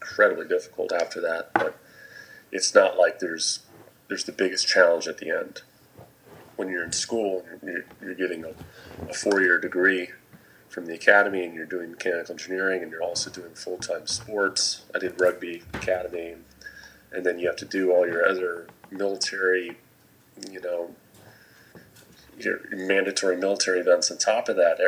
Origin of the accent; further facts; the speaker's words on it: New England, United States; also born or lived in California; I went to a pretty small high school in New England, and it was a public high school. I actually moved from California to New England when I was in elementary school